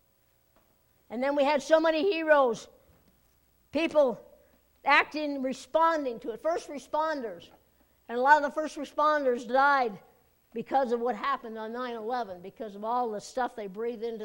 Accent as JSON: {"language": "English", "country": "United States", "said": "as an American"}